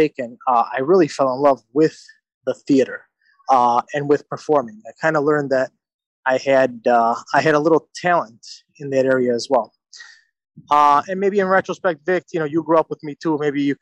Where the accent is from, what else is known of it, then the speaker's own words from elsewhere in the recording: Chicago, Illinois, United States; also born or lived in Italy; I was born in the Chicagoland area and grew up in the same neighborhood as Victor.